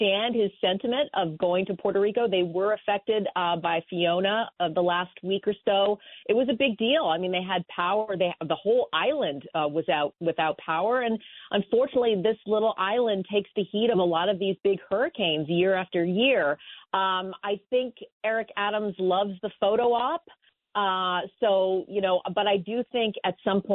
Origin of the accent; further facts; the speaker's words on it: Canada; moved away; I grew up in Canada